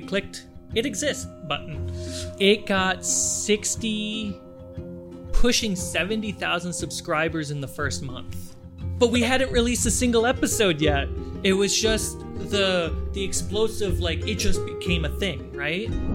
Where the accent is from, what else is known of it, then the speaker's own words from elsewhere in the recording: Minnesota, United States; moved away as an adult; also born or lived in Germany / Florida / New York City / upstate New York; I was born in Germany, uh, grew up in Minnesota